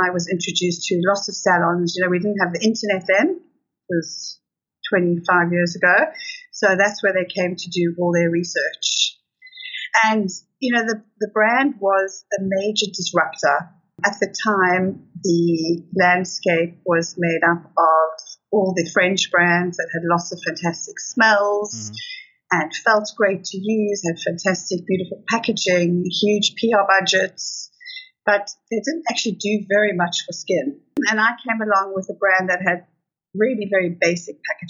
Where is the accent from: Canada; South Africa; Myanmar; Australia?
South Africa; moved away as an adult; now in United Kingdom; I was born in South Africa, grew up in South Africa, and we moved to the UK in 1993.